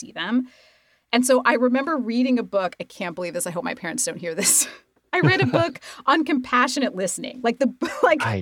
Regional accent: Idaho, United States; moved away; I grew up in Idaho

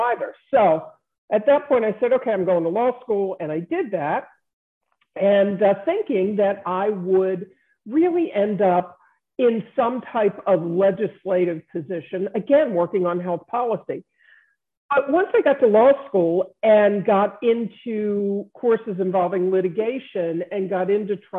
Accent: Baltimore, Maryland, United States; I was born and raised in Baltimore

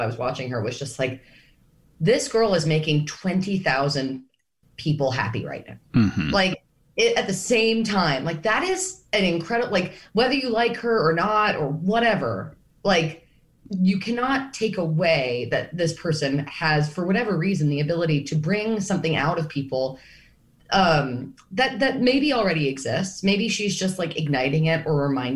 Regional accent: New York, United States; a New Yorker

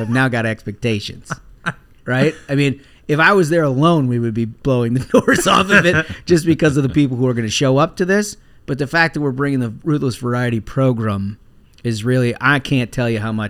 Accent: Minnesota, United States; moved away; we are doing a live Minnesota event. We're going back to my hometown.

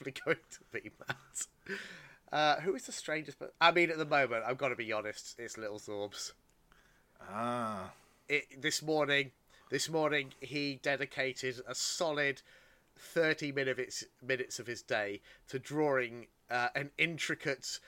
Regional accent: United Kingdom; I am British. I was raised on tea.

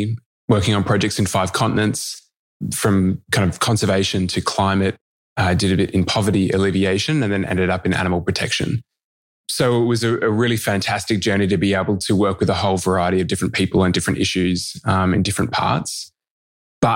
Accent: Melbourne, Victoria, Australia; born or raised there

